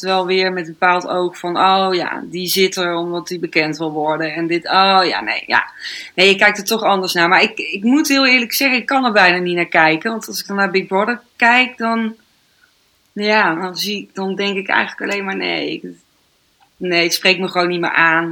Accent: North Brabant, Netherlands; now in Amsterdam, Netherlands; in Brabant ben, waar ik vandaan kom

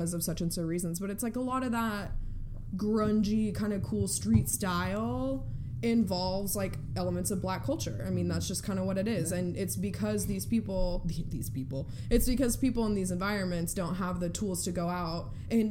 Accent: Oklahoma, United States; I grew up in Oklahoma

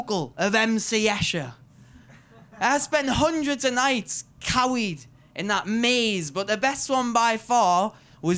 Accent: Newcastle upon Tyne, North East England, United Kingdom; I am the Geordie Cultural Ambassador for this year's Edinburgh Fringe.

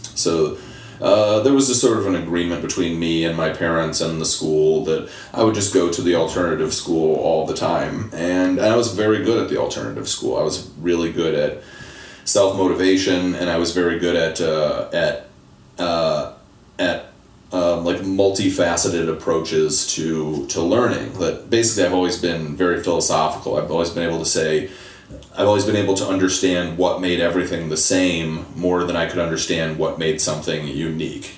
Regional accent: Temple, Texas, United States; now in Detroit, United States; I was born in Temple, Texas, outside of Austin

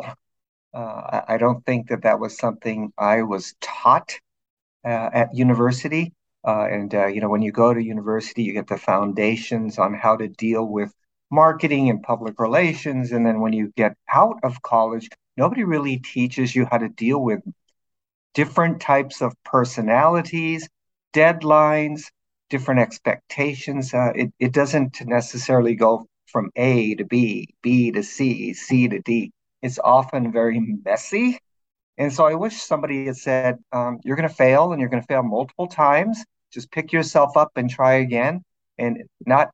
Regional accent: Los Angeles, California, United States; also born or lived in eastern Oregon; I grew up in Los Angeles

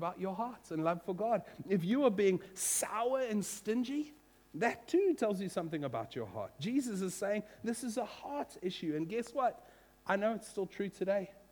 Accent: Western Cape, South Africa; also born or lived in United States; I grew up in South Africa, and I'd moved from America when I was 10 into a small Afrikaans farming village, grape farming area in the Boerlands of the Cape.

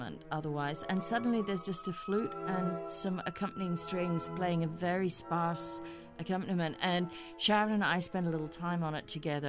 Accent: Australia; moved away as an adult; also born or lived in Hamburg, Germany; as an Australian

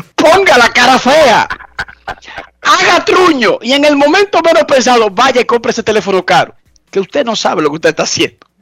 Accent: Herrera, Distrito Nacional, Dominican Republic; yo soy de Herrera

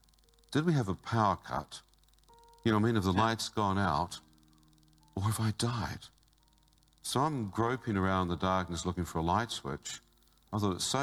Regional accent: New Zealand; I come from New Zealand

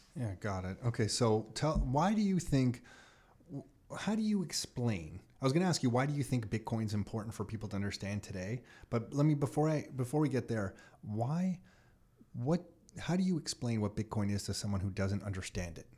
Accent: Canada; as a Canadian

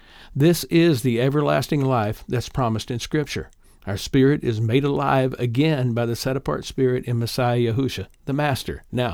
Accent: Little Mug Creek, Kentucky, United States; now in Indiana, United States; I live in Northeast Indiana, having moved here with my family about 55 years ago. I'm originally from East Kentucky, Little Mug Creek, to be specific, in Floyd County.

